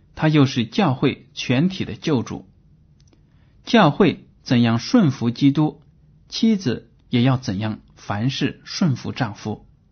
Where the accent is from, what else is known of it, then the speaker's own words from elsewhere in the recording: China; 我们中国人